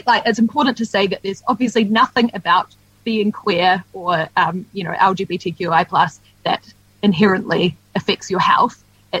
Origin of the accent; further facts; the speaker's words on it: Dunedin, Otago, New Zealand; I grew up in Dunedin, so I know the winters can be brutal.